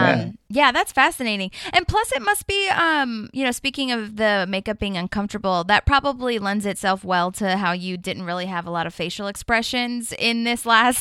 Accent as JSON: {"language": "English", "country": "India", "said": "No, I'm an Indian."}